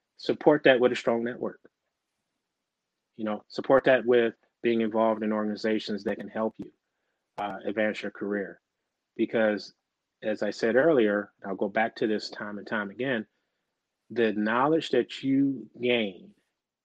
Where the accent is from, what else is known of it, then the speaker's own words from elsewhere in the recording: Michigan, United States; I grew up in Michigan